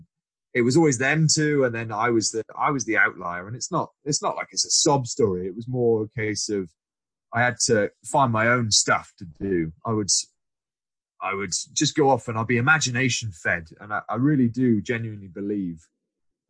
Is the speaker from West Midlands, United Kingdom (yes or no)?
yes; Shropshire, West Midlands, United Kingdom; I grew up in Shropshire, so my primary school